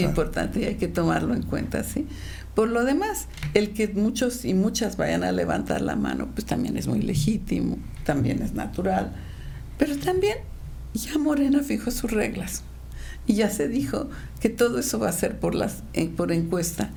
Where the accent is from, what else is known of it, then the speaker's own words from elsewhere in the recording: Querétaro, Mexico; servir a mi pueblo queretanas y queretanos